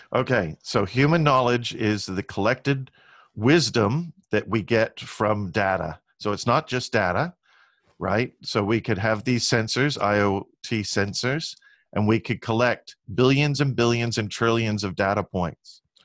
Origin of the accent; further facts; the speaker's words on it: Long Beach, California, United States; I grew up in Long Beach, California